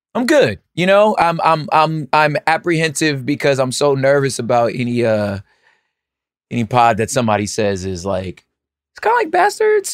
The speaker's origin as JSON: {"language": "English", "region": "California", "country": "United States", "said": "I'm a Californian"}